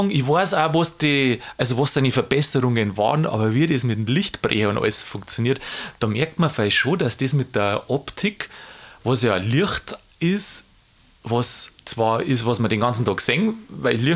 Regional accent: Bavaria, Germany; und ich komme ja auch aus Niederbayern und wenn da ein berühmter Mensch herkommt, dann freue ich mich natürlich.

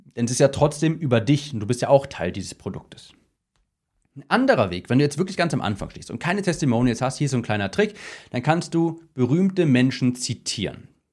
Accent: Cologne, North Rhine-Westphalia, Germany; ich komme ja aus Köln

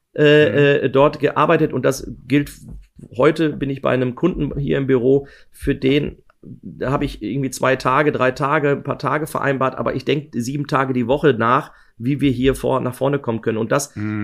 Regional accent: Ruhr area, North Rhine-Westphalia, Germany; ich bin aus dem Ruhrgebiet

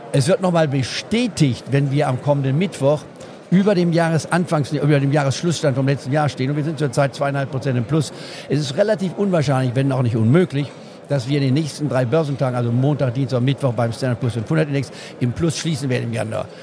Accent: Goslar, Lower Saxony, Germany; in Goslar Harz, wo ich aufgewachsen bin

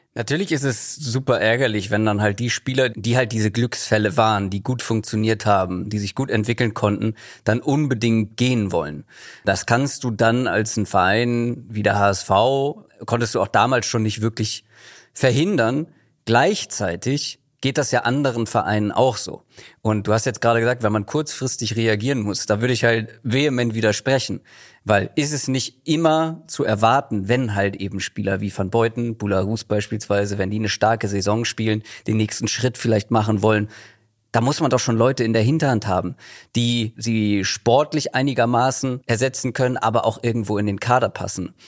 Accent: Germany; ich bin im Speckgürtel von Hamburg groß geworden

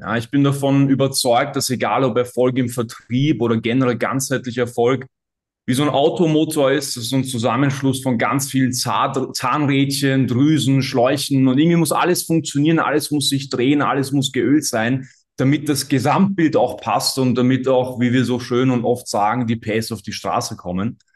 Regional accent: Austria; accent: Austrian; an der Aussprache hat auch jeder schon gehört, dass ich Österreicher bin.

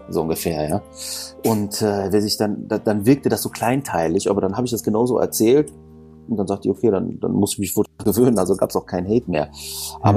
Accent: Düsseldorf, North Rhine-Westphalia, Germany; ich bin in Düsseldorf geborener, aber ich habe halt äh, viel auch von der Griechenmentalität mit bekommen

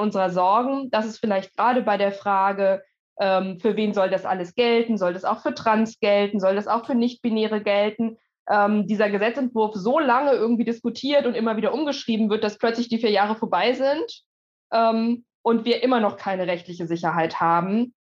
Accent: Germany; bei uns in Deutschland

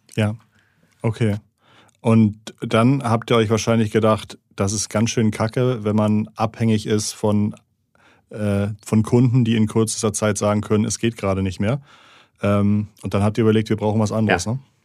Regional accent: Schleswig-Holstein, Germany; ich komme aus Schleswig-Holstein.

